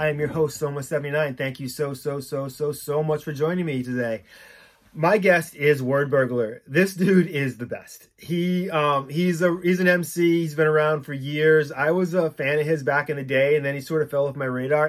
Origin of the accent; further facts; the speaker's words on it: Boston, Massachusetts, United States; I mean, I'm from Boston.